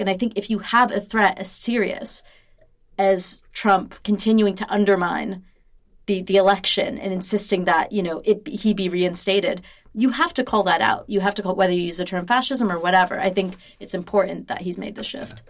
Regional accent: United States; moved away; an American who doesn't live there

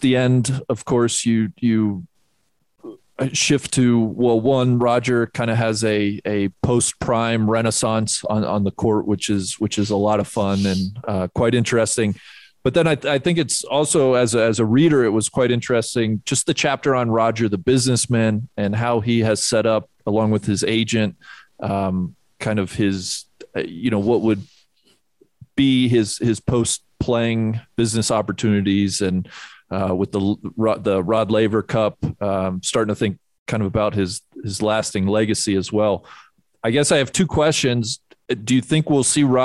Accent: Cincinnati, Ohio, United States; My hometown, Cincinnati

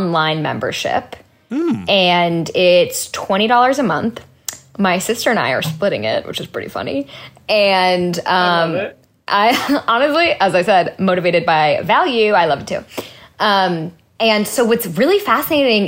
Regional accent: Orinda, California, United States; also born or lived in Sacramento, California; now in Los Angeles, United States; I grew up in Northern California

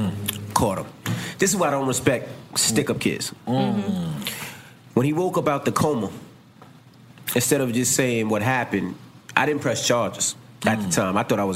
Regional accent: New York City, New York, United States; I'm a Queens nigga

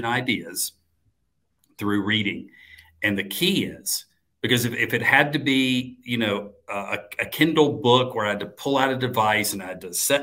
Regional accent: Atlanta, Georgia, United States; my hometown of Atlanta

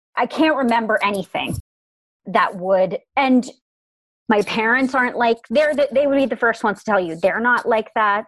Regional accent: Darien, Connecticut, United States; I was born and raised in Fairfield County, Connecticut

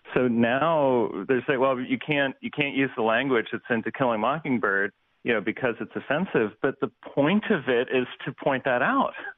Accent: Ohio, United States; I'm a Yankee from Ohio

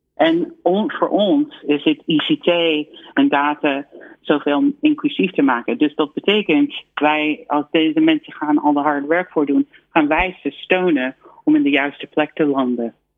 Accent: United States; Dutch is a second language; now in Netherlands; ik denk persoonlijk als, als Amerikaan

